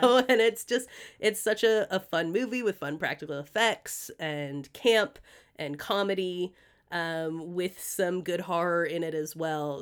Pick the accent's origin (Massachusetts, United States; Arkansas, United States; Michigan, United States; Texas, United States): Massachusetts, United States; Greenfield; the street that I grew up on in Massachusetts